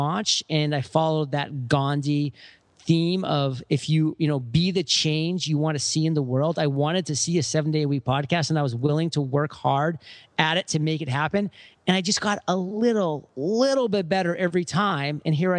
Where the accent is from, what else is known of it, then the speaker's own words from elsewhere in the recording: Maine, United States; in my home state of Maine